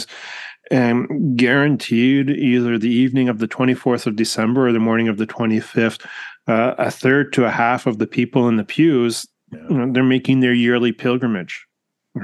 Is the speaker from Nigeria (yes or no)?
no; Canada; us here as Canadian Catholics